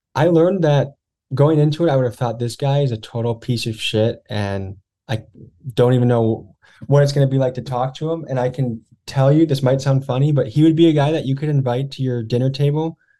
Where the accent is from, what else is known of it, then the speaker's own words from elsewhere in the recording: Crystal Lake, Illinois, United States; moved away as an adult; also born or lived in Whitewater, Wisconsin / Milwaukee, Wisconsin; I grew up in white bread Crystal Lake, Illinois